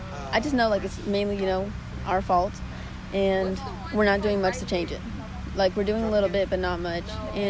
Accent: Trinity, Texas, United States

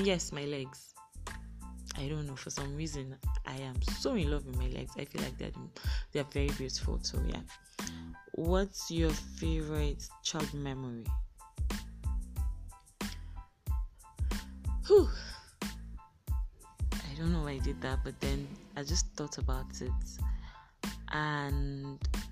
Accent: Kano, Kano State, Nigeria; also born or lived in Edo State (ancestral state, Afemai); I was born in Kano State, Nasarawa Hospital, Kano. I'm a Kano breed right here.

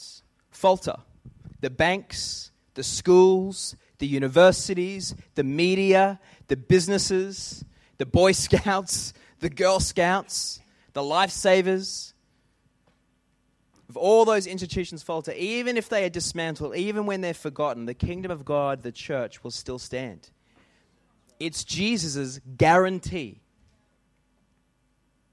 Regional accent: Australia; we act as Australians

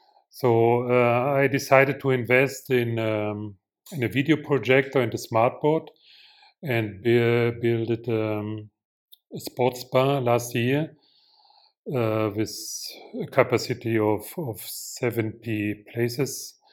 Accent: Leipzig, Saxony, Germany; now in Mozambique; I came from Leipzig 30 years ago, and I live near the capital, Maputo.

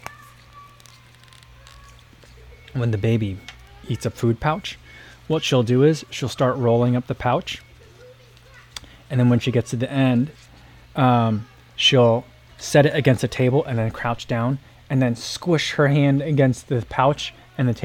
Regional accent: New Jersey, United States; moved away; I grew up in New Jersey

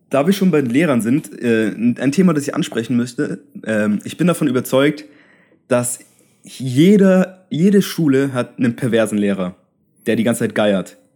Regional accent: Bavaria, Germany; So, bei uns in Bayern ist es so, du hast ja, äh, musst eine Seminararbeit schreiben.

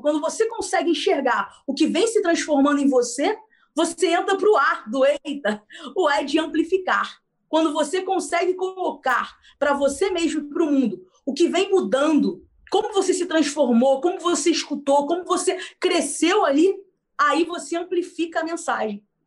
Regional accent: Rio de Janeiro, Brazil; a gente é aqui do Rio de Janeiro

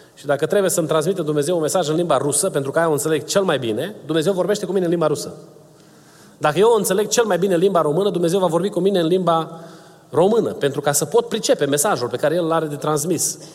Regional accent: Romania; first language Romanian; moved away; eu sunt uh, născut în România, o să mor vorbind limba română ca prima mea limbă

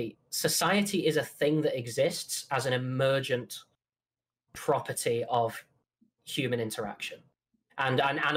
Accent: Manchester, North West England, United Kingdom; accent: Mancunian; But I'm Northern. I'm from Manchester

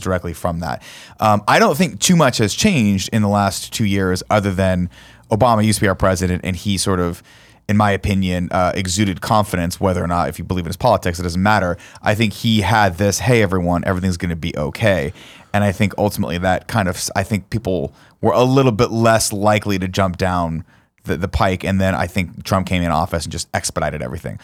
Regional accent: Inland Empire, California, United States; I'm from the Inland Empire, which they call

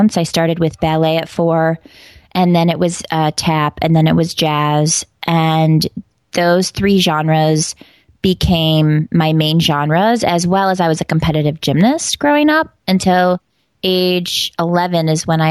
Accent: Batavia, New York, United States; also born or lived in Italy; now in Las Vegas, United States; I grew up in a very small town called Batavia, New York

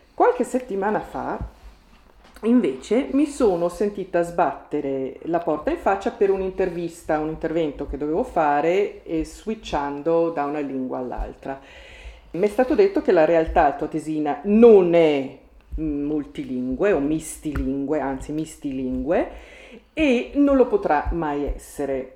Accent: Merano, Trentino-Alto Adige, Italy; nella mia città natale di Merano

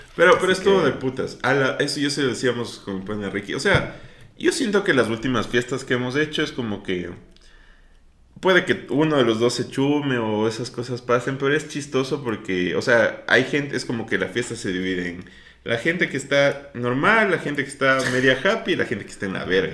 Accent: Ecuador; yo soy muy orgulloso de que soy ecuatoriano

